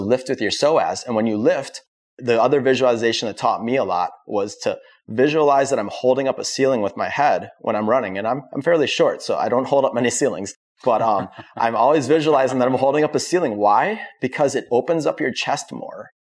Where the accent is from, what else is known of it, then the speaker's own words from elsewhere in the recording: Wisconsin, United States; moved away as an adult; now in Florida, United States; I'm from Wisconsin